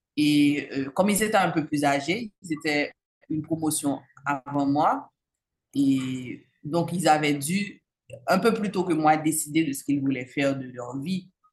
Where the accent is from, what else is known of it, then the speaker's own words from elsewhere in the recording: Cap-Haïtien, Nord, Haiti; also born or lived in Port-au-Prince, Haiti; Je suis née au Cap-Haïtien et j'y ai grandi